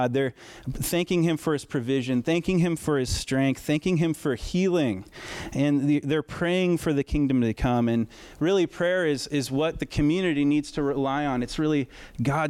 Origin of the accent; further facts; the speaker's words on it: United States; we're American